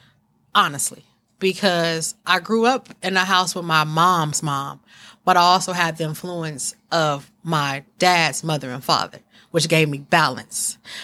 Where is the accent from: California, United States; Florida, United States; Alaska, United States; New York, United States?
California, United States; East Palo Alto; also born or lived in Menlo Park; even though I'm from East Palo Alto and Menlo Park, and a lot of people know me, they really don't know me.